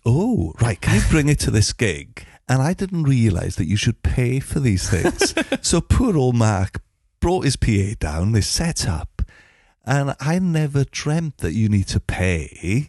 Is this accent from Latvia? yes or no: no; Llanfair Caereinion, Wales, United Kingdom; I grew up in a place called Llanfaircyrenion